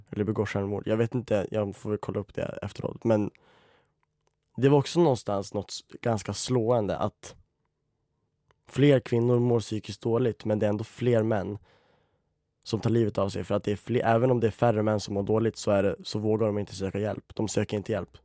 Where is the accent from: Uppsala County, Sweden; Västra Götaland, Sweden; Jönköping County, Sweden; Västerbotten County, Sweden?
Västerbotten County, Sweden; Umeå; moved away as an adult; now in Stockholm, Sweden; Jag tog studenten i Umeå i våras. Jag älskar skådespeleri och det är också därför jag bor i Stockholm nu för att jag har flyttat ner från Umeå